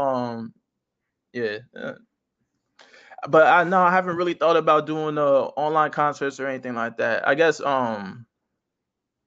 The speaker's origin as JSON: {"language": "English", "region": "California", "country": "United States", "tie": "born or raised there", "said": "I like where I live. I like my hometown."}